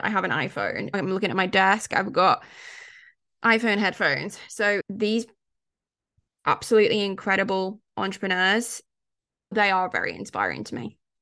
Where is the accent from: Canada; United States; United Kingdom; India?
United Kingdom; I'm British, growing up in the U K, so I was born, I was a mid-eighties baby, and I can tell you, growing up in the nineties in the U K